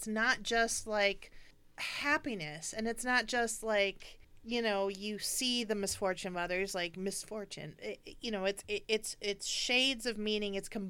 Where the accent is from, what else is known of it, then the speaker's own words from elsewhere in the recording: United States; as an American